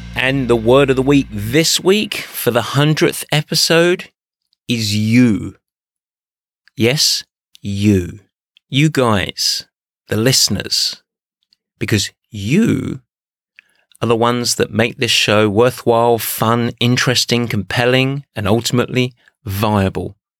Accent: Essex, East of England, United Kingdom; moved away as an adult; also born or lived in Midwest, United States; now in United States; I grew up in Essex, but I came to the States in 1992

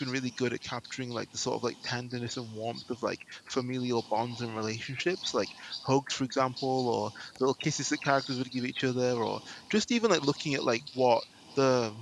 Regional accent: England, United Kingdom; someone growing up in England

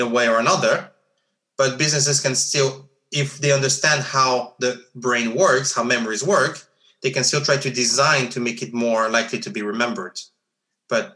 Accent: Geneva, Switzerland; growing up in Geneva

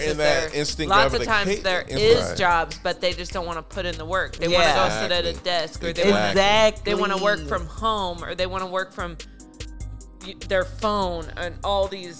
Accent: Idaho, United States; I grew up in Idaho, so I grew up, my dad and my brothers and stuff, hunting and fishing

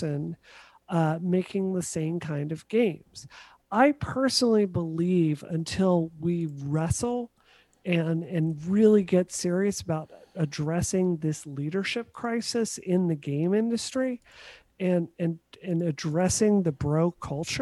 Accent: Mississippi, United States; moved away; I grew up in Mississippi.

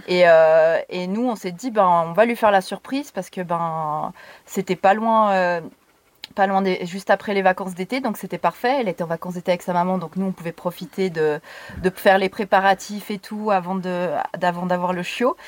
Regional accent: Lutry, Vaud, Switzerland; now in Lausanne, Switzerland; je viens de Lutry à la base, où j'ai habité depuis euh, bébé. Hein. J'ai toujours habité Lutry

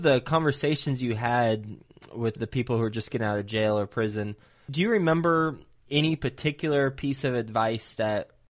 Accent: Flint, Michigan, United States; born there; Yes. I was born in Flint, Michigan.

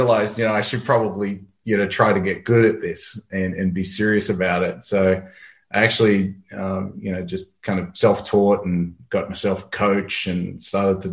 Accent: Australia; I'm an Australian

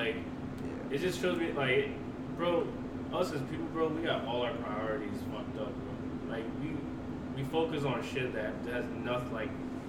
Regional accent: St. Louis, Missouri, United States; I grew up here in South County most of my life.

